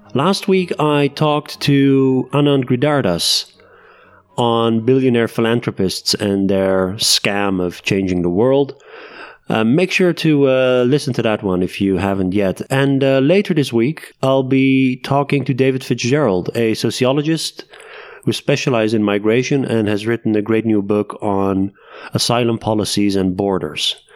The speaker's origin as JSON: {"language": "English", "town": "Leiden", "region": "South Holland", "country": "Netherlands", "moved": "yes", "lives_now": "Amsterdam, Netherlands", "said": "I'm from Leiden, which is a, which is a town"}